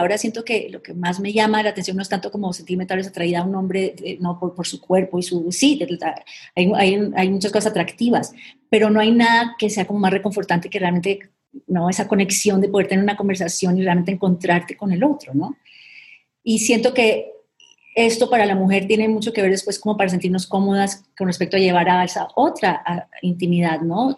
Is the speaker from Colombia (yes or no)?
yes; Colombia; moved away; somos colombianas